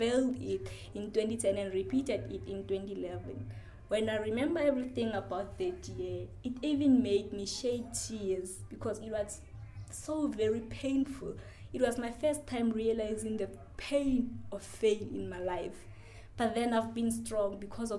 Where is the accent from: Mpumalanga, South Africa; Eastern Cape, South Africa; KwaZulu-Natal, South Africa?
Mpumalanga, South Africa; Hobokwane, Valkraal A; also born or lived in Ramawanga, Limpopo; from Hobokwane, Valkraal